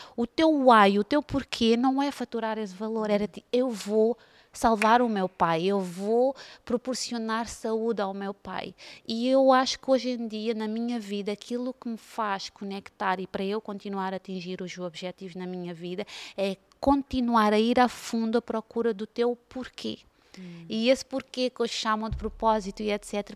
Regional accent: Cape Verde; now in Portugal; eu venho de Cabo Verde

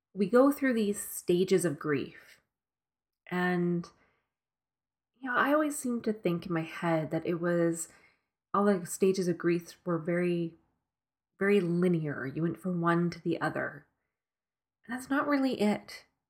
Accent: Edmonton, Alberta, Canada; moved away; my childhood home in Edmonton. This is the house I grew up

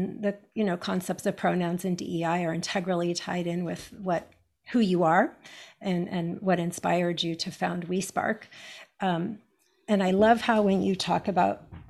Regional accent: California, United States; I grew up in America, in California

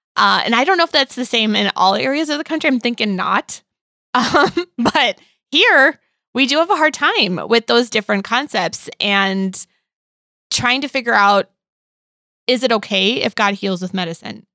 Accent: Midwest, United States; growing up in the Midwest

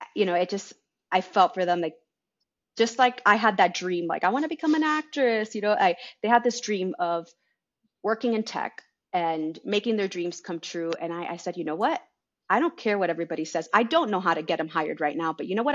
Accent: Miami, Florida, United States; I was born in Miami.

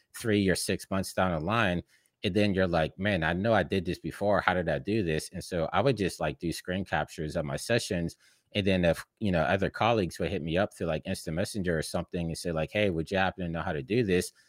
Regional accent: Pittsburgh, Pennsylvania, United States; moved away as an adult; now in Los Angeles, United States; I'm from Pittsburgh, you know, in the Midwest of the United States

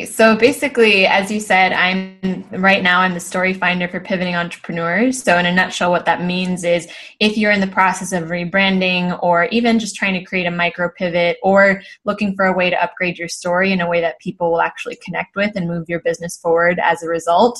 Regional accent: Los Angeles, California, United States; moved away as an adult; now in Spain; when I was much younger growing up in Los Angeles. So my parents are both immigrants from the Philippines, now naturalized citizens in the US.

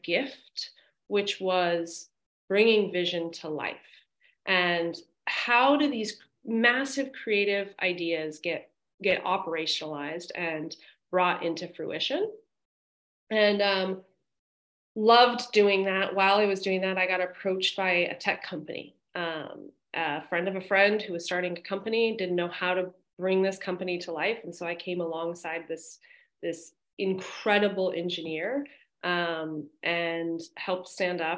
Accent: Los Angeles, California, United States; I grew up in Los Angeles

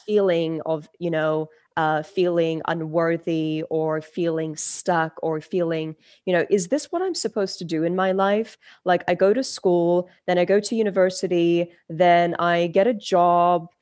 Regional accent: London, United Kingdom; English is a second language; also born or lived in Turkey; I was born in Turkey. and I moved to London, England at the age of five.

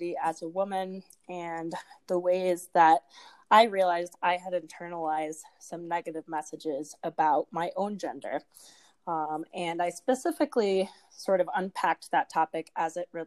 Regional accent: Midwest, United States; I am from the Midwest.

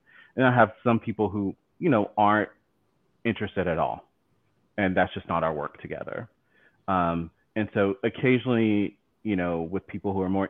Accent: the South, United States; accent: southern; I feel like my accent, my southern accent is coming out more.

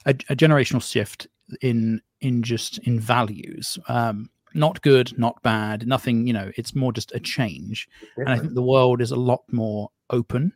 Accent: United Kingdom; now in United States; you can tell I'm not from these parts. But I was raised in Britain

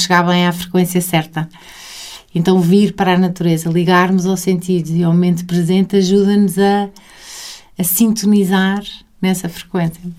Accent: Sintra, Lisbon, Portugal; eu passei muita, muito da minha infância, passei em Sintra. Hum. Os, os, meus dois avós tinham casa em Sintra, então eu passava grandes temporadas de maio a outubro

